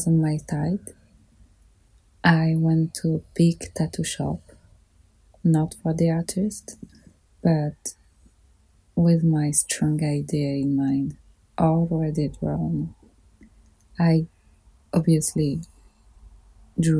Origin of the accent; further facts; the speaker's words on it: Paris, Île-de-France, France; I grew up in Paris